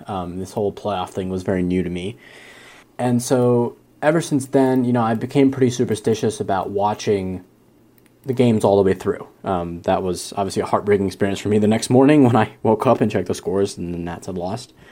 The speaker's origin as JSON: {"language": "English", "town": "Great Falls", "region": "Virginia", "country": "United States", "moved": "as an adult", "lives_now": "Blacksburg, United States", "said": "I'm from Great Falls, Virginia. Uh, I'm currently in Blacksburg, Virginia, as I'm a, a grad student at Virginia Tech."}